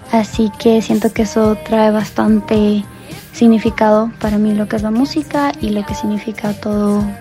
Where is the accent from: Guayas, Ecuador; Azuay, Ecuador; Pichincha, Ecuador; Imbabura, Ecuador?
Azuay, Ecuador; Cuenca; now in Denver, United States; Les envío este saludo desde Denver, Colorado. Ahora resido aquí, pero soy de Cuenca, Ecuador. Tengo 19 años